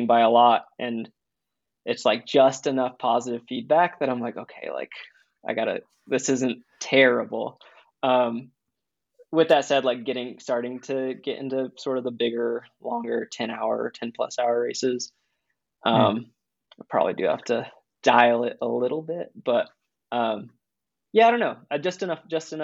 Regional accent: East Coast, United States; now in Boulder, United States; I'm from the East Coast

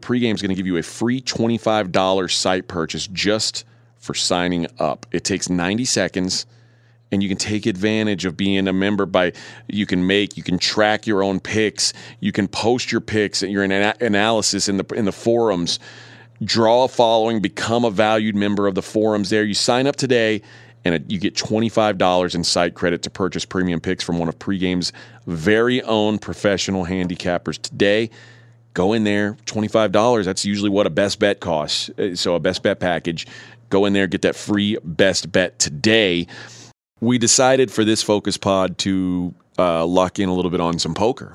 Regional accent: Texas, United States; I'm from Texas

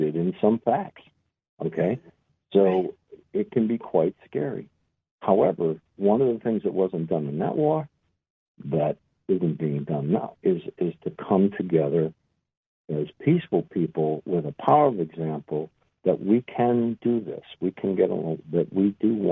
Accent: Boston, Massachusetts, United States; I'm an Irishman from Boston

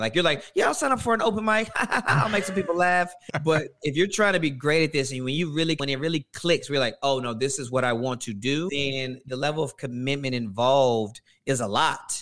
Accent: Louisiana, United States; now in Atlanta, United States; I'm originally from Louisiana, but Atlanta's home

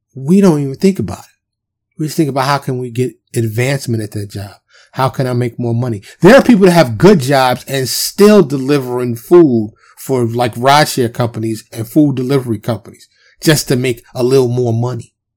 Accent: New York, United States; I'm from New York

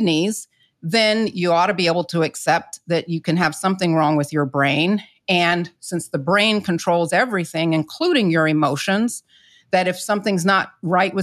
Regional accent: the South, United States; I'm not from the Caribbean, but I'm from the South, where I grew up culturally

